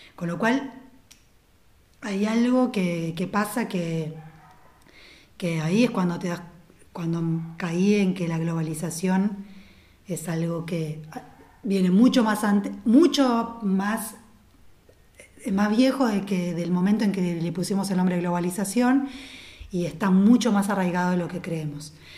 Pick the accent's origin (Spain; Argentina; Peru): Argentina; nosotros como cultura argentina somos un híbrido